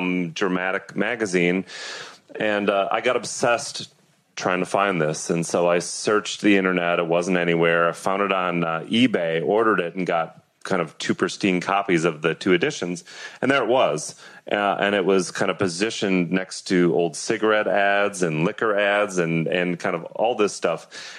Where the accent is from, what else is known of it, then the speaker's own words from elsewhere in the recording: Atlanta, Georgia, United States; Is it because I grew up in Atlanta?